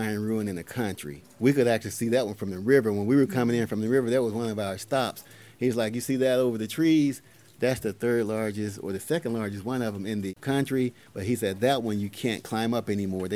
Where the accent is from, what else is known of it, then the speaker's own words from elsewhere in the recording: Mississippi, United States; I grew up in Mississippi in the woods